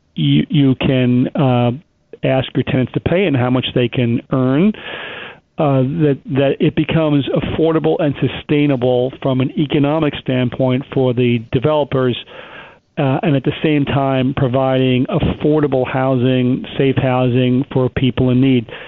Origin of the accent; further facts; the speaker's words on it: Long Island, New York, United States; now in Manhattan, United States; the area I grew up on in Long Island